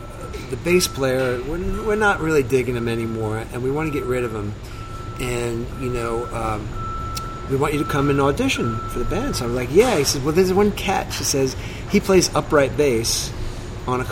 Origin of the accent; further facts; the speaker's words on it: New York City, New York, United States; I'm from Staten Island, New York